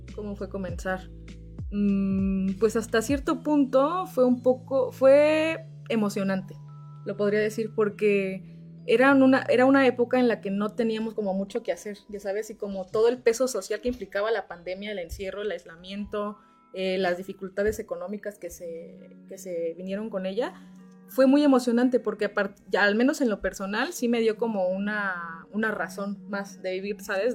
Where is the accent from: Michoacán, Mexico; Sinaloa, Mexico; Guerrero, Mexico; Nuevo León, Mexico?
Guerrero, Mexico; Teloloapan; moved away as an adult; now in Cuernavaca, Mexico; yo soy originaria de Teloloapan, Guerrero